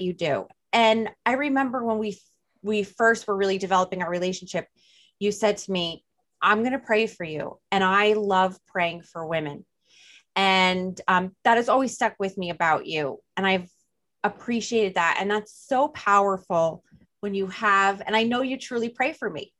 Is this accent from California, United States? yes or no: no; New Jersey, United States; accent: Jersey drawl; New Jersey